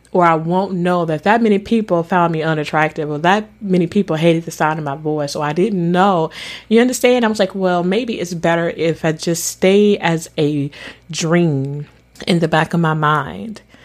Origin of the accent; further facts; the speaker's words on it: Mississippi, United States; accent: country; I'm from Mississippi. I am from the South